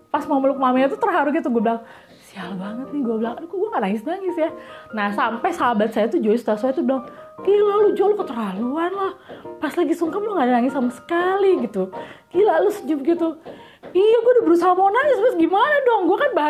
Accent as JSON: {"language": "Indonesian", "region": "Jakarta", "country": "Indonesia", "tie": "born there", "said": "suka nganggap remeh kita gitu yang lahir di Jakarta uh, karena kita bahasa Bataknya istilahnya berpasir-pasir nggak fluent ya bukan native speaker"}